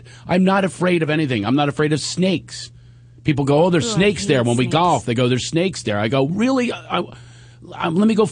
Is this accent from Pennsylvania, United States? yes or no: yes; Philadelphia, Pennsylvania, United States; moved away as an adult; also born or lived in New York / Long Island; growing up in Philadelphia